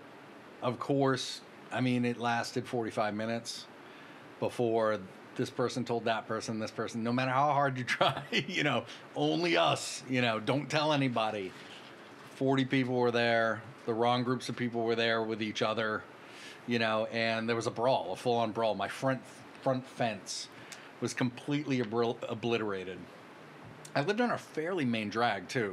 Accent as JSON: {"language": "English", "town": "Brockton", "region": "Massachusetts", "country": "United States", "tie": "born or raised there", "moved": "as an adult", "lives_now": "Los Angeles, United States", "said": "I'm from Brockton, Massachusetts."}